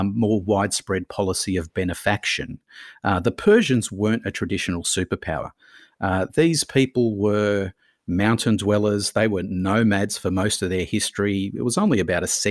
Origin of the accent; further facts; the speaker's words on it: Australia; But I see myself predominantly as an Australian, and this is my home here.